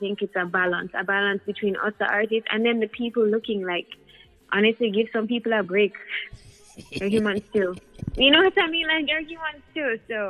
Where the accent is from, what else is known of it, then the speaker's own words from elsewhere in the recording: Jamaica; also born or lived in United States; I grew up in the States and Jamaica, and it's important for me to blend both because I feel like that's who I am as a Jamaican